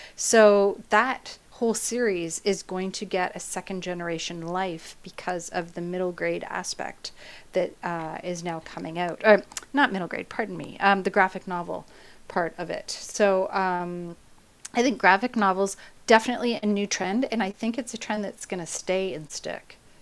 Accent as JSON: {"language": "English", "country": "Canada", "said": "I'm Canadian"}